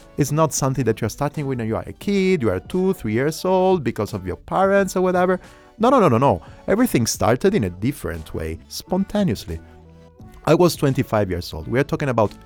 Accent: Italy; accent: Italian; English is a second language; now in Berlin, Germany; I'm 35 years old, and I'm Italian. You can understand it from my accent. I live in Berlin

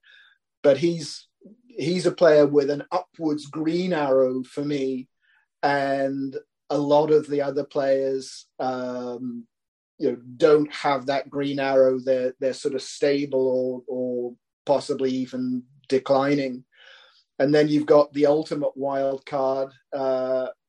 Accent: United Kingdom; as a Brit

